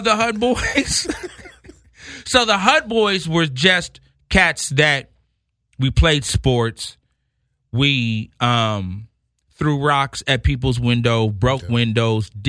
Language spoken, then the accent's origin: English; Rowland Heights, California, United States; also born or lived in Los Angeles; I grew up in Rolling Heights, California, a little town, maybe 30 minutes from L.A.